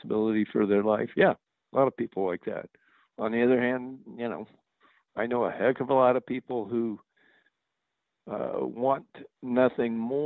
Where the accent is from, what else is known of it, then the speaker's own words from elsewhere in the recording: New Mexico, United States; also born or lived in California; I grew up in New Mexico, went to school in California. And I'm back in New Mexico.